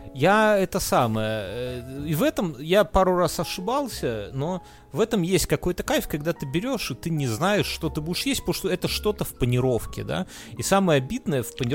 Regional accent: Belarus; мы белорусы все

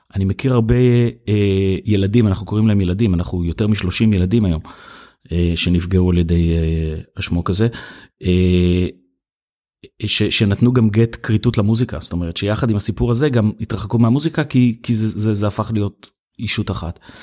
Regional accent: Hefer Valley, Central District, Israel; גדלתי בעמק חפר

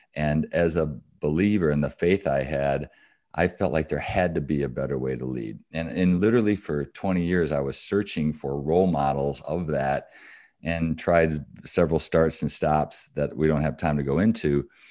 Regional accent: Battle Creek, Michigan, United States; I grew up in Battle Creek, Michigan, so I'm a Michigander.

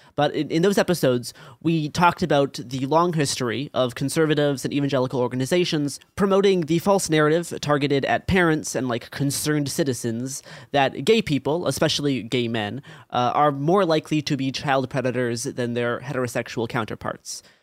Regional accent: Portland, Oregon, United States; growing up in Portland, Oregon, in like the 20 teens

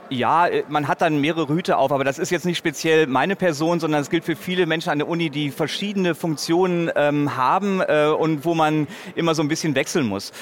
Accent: North Rhine-Westphalia, Germany; in meiner Heimatstadt an der Universität

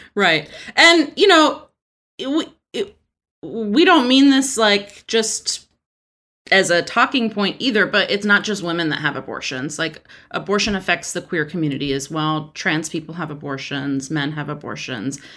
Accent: Texas, United States; I'm from Texas

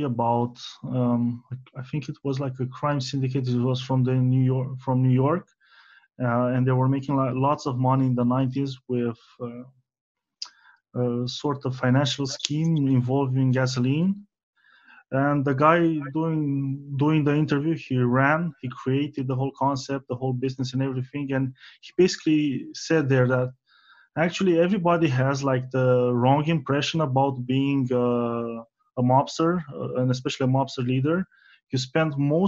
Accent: Romania; I am from East Europe

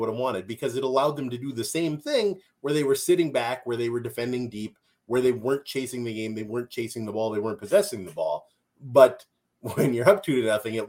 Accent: Minnesota, United States; accent: Minnesotan; I'm from Minnesota and I have a Minnesotan accent

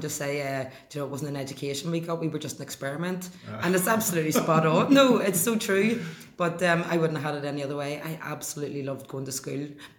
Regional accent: Antrim, Northern Ireland, United Kingdom; also born or lived in Belfast / Holland; My family, I was born in Belfast, in Clonard. 1977, we left Belfast and moved to Antrim. And in the house in Clonard was a two up, two down. It had an outside toilet. There was no bathroom.

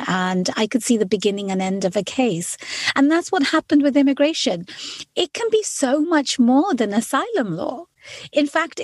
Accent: London, United Kingdom; moved away as an adult; now in United States; I am an immigrant to the United States. I was born and raised in London

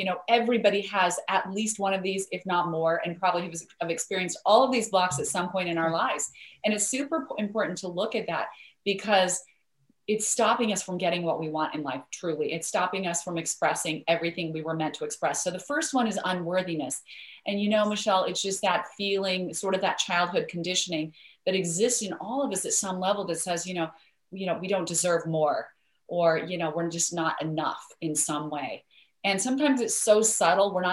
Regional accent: Idaho, United States; I grew up in Idaho where there are lots of potatoes

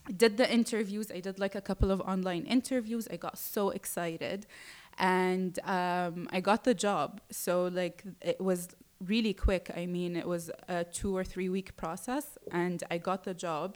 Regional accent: Jeddah, Makkah Province, Saudi Arabia; moved away as an adult; also born or lived in United Kingdom; now in Dubai, United Arab Emirates; I was born and raised in Saudi Arabia, mm-hmm. in Jeddah, and I stayed there up until I was 18

